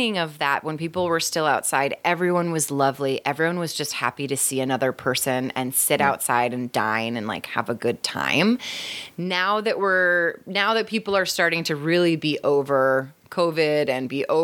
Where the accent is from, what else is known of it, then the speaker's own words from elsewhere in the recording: New York City, New York, United States; as a New Yorker